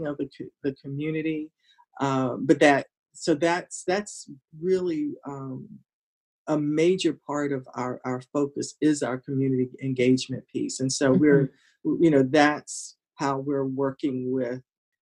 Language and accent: English; Hampton, Virginia, United States; I grew up in Hampton